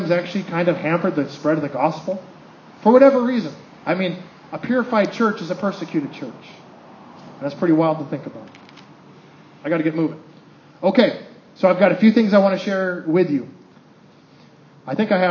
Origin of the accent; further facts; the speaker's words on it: United States; I'm an American